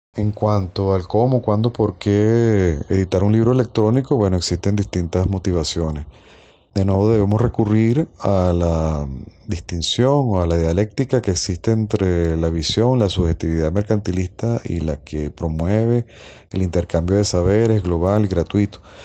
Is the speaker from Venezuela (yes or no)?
yes; Caracas, Capital District, Venezuela; soy de Caracas, Venezuela